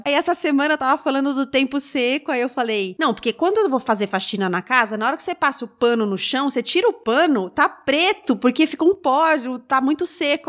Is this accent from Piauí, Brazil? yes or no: no; São Paulo, Brazil; Eu nasci em São Paulo, cresci em São Paulo